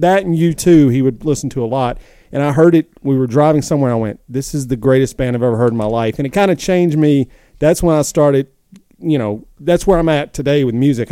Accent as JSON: {"language": "English", "region": "the South", "country": "United States", "said": "I'm from the South"}